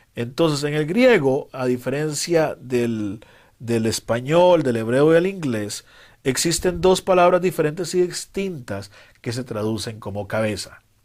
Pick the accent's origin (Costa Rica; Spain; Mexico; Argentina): Costa Rica; En mi país, Costa Rica